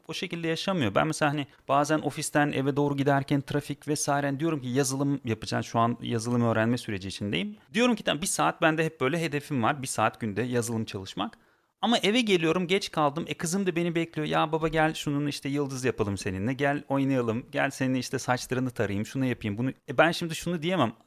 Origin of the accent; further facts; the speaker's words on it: Turkmenistan; moved away as an adult; now in Turkey; Ben aslen Türkmenistanlıyım. Türkiye'ye sanırım 12 sene önce geldim.